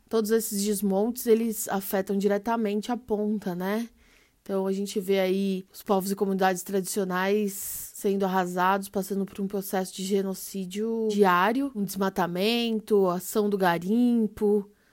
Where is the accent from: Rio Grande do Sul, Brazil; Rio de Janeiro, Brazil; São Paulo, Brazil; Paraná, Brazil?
São Paulo, Brazil; nascida e criada na Zona Sul de São Paulo, extremo sul, colônia, Aparelheiros, uma região rural periférica